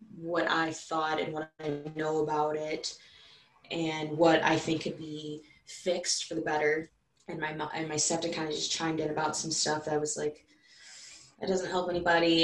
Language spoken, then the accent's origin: English; Madison, Wisconsin, United States; I'm from Madison, so I fight people neck and neck. I'm from the city